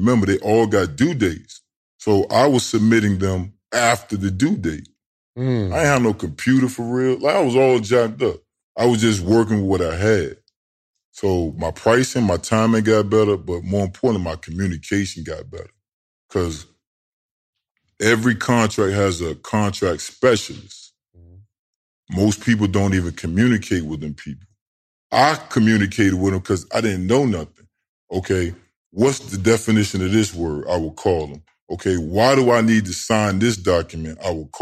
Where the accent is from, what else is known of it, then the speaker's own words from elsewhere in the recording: Tidewater, Virginia, United States; now in Georgia, United States; I'm below the DMV. So you got Northern Virginia, and then you got Tidewater. I'm from Tidewater.